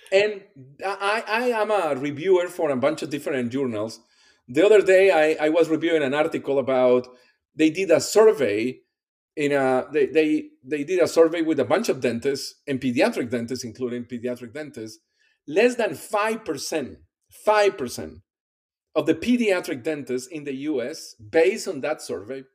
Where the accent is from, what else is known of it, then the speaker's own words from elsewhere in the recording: Colombia; English is a second language; moved away as an adult; also born or lived in Iowa City, Iowa, United States / Pennsylvania, United States; now in Kentucky, United States; I'm originally from Colombia. My first step here in the US was the University of Iowa